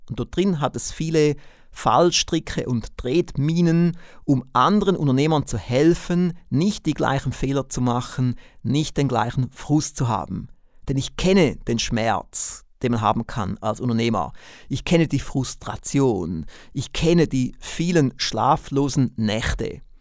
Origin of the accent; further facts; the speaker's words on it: Switzerland; accent: Swiss; wie Sie aufgrund meines Akzents merken, bin ich kein Deutscher, ich bin auch kein Österreicher, sondern ich bin Schweizer.